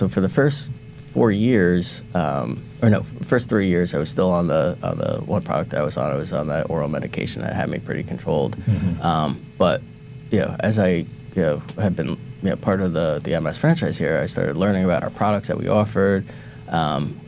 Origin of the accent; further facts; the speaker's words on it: New Jersey, United States; moved away as an adult; now in Cambridge, United States; we're all from New Jersey